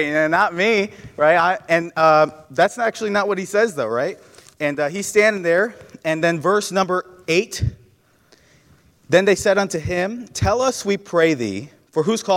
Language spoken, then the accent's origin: English; New York, United States; moved away as an adult; now in Ohio, United States; I grew up in New York. I've known New York my whole life